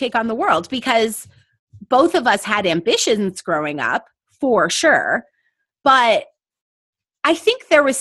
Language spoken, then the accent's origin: English; La Center, Washington, United States; moved away; growing up in La Center